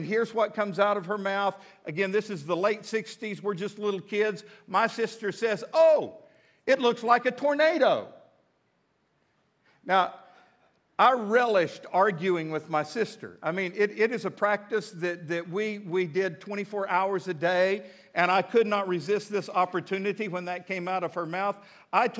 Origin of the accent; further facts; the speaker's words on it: Midland, Texas, United States; now in Fort Smith, United States; I'm from Midland, Texas